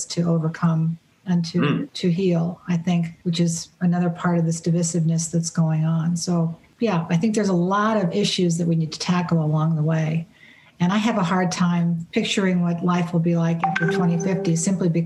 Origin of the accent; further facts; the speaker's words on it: United States; As an American